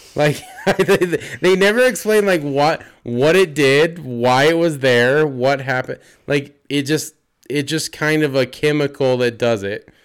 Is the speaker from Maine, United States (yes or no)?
no; Utah, United States; we're from Utah